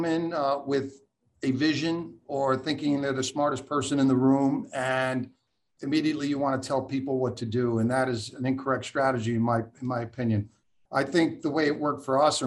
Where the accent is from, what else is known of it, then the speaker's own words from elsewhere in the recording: Port Chester, New York, United States; moved away; also born or lived in New Jersey; In Westchester, in that Portchester area